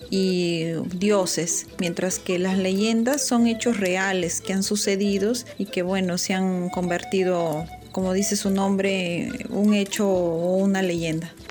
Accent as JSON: {"language": "Spanish", "town": "Huacrachuco", "region": "Huánuco", "country": "Peru", "tie": "born or raised there", "said": "soy de la sierra y desde pequeña siempre he crecido escuchando mitos, ¿no? En mi pueblo que es Huacrachuco, eh, que, que queda en la provincia de Marañón en Huánuco."}